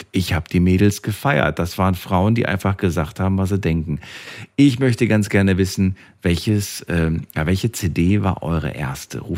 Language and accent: German; East Germany, Germany; born there; weil ich bin ja im Osten geboren.